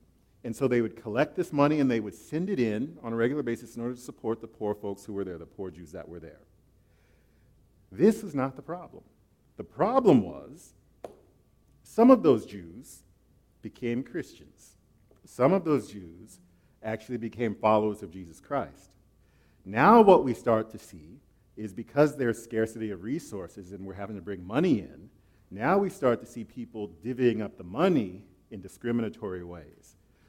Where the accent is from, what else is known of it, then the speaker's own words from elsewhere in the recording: Florida, United States; also born or lived in Okinawa, Japan; Okay, I'm from Florida, and I was actually raised on an island out in the Far East, Okinawa.